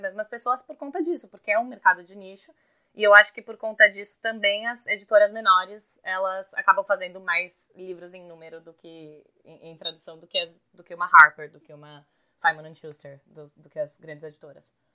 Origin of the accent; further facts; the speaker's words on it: Brazil; first language Portuguese; moved away as an adult; now in New York, United States; Eu sou bem brasileira